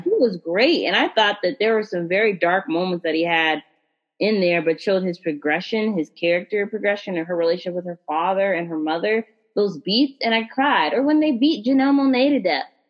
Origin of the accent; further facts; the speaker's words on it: United States; as a black American